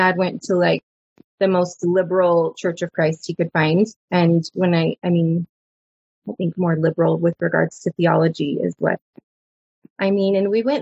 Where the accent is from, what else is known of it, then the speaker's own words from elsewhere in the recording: Dallas, Texas, United States; I grew up in Dallas. Dallas area. I was born in Dallas